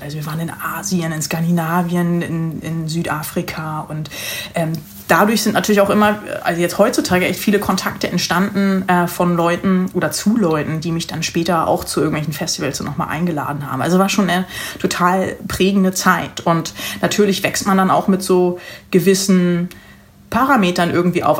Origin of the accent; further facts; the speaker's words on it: Lüneburg Heath, Lower Saxony, Germany; moved away as an adult; also born or lived in Hanover / Netherlands / United States; now in Hamburg, Germany; ich bin in der Lüneburger Heide groß geworden